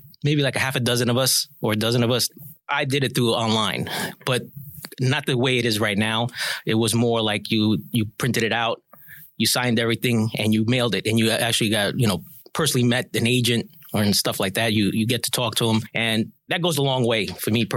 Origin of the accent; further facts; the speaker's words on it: New York, United States; moved away as an adult; also born or lived in Orlando; I started off in New York. That's where I'm originally from. Moved to Orlando